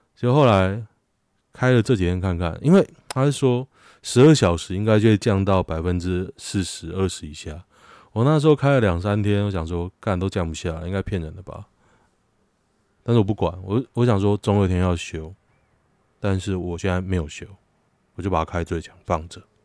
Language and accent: Chinese; Taiwan; 我台湾人。我中华民国人